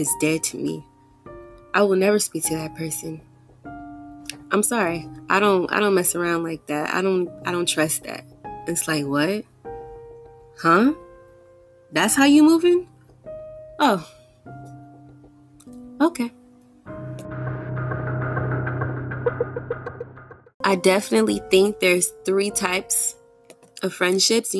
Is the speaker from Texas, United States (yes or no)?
yes; Houston, Texas, United States; I'm from Houston, born and raised here